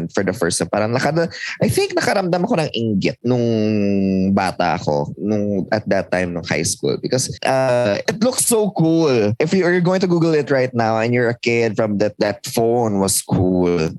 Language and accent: Tagalog; Philippines; moved away; sa amin sa province, because it was sa province